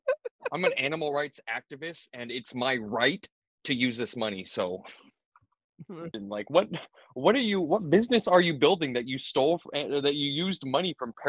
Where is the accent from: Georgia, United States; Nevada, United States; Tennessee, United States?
Nevada, United States; Elko; I'm actually from Elko, Nevada.